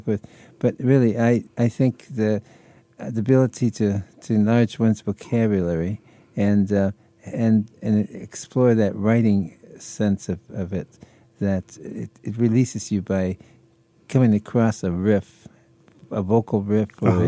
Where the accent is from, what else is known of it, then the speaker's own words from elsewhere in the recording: Detroit, Michigan, United States; I was born and bred in Detroit